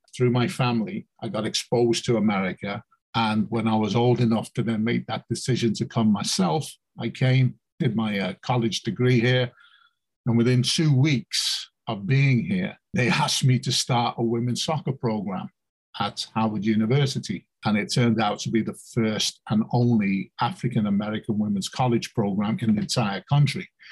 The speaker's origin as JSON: {"language": "English", "region": "England", "country": "United Kingdom", "tie": "born or raised there", "moved": "as an adult", "lives_now": "United States", "said": "I'm, I'm born and bred in England"}